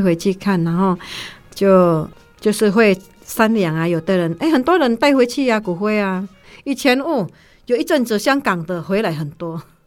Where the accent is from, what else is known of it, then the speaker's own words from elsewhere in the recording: Indonesia; now in Taiwan; 我们是从那边出来的， 从别的国家，然后我们回来台湾，当然不会被排斥啊， 因为我们一样都是华人